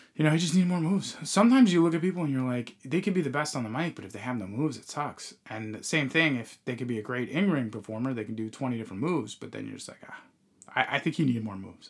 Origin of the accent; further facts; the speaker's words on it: New York, United States; we're from New York